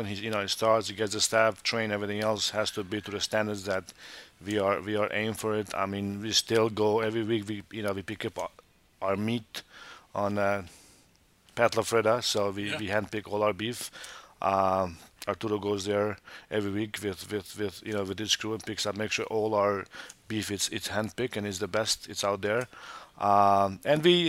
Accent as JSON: {"language": "English", "country": "Montenegro", "tie": "born or raised there", "moved": "yes", "lives_now": "United States", "said": "I was born in Montenegro. I'm Albanian from Montenegro"}